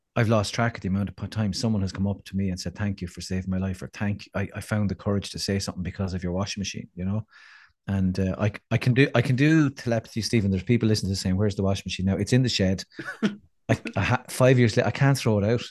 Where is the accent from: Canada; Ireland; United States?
Ireland; we need to hear as Irish people